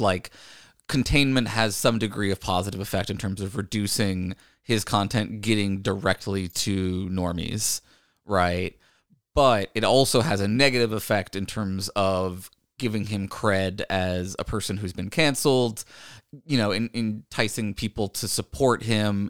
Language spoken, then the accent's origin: English; Virginia, United States; growing up in Virginia